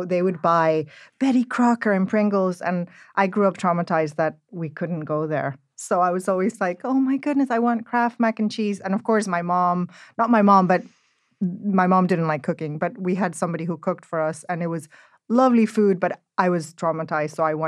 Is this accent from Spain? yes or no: yes; Spain; also born or lived in Central America; My growing up was, I grew up in Central America, between Spain and Central America. So, in Spain, there would be a lot of local markets with the grannies